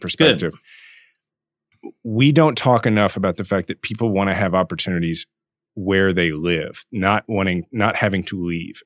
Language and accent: English; Kansas City, Missouri, United States; mayor of my hometown